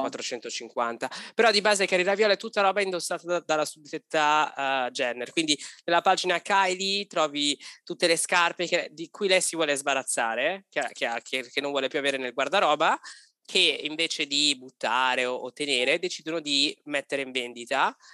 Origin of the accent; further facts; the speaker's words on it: Italy; moved away as an adult; noi abbiamo avuto la fortuna di lasciare l'Italia per decisione, non per necessità